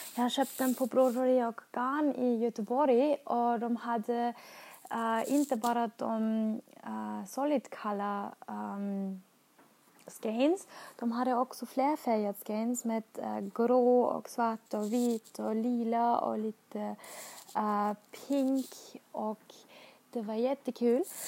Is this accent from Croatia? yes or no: no; Austria; Swedish is a second language; moved away as an adult; now in Sweden; jag kommer från Österrike och har flyttat till Sverige